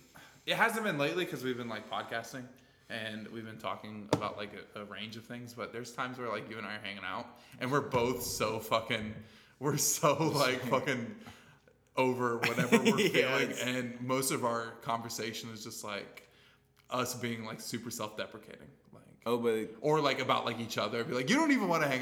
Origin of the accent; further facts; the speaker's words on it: United States; I'm fucking American.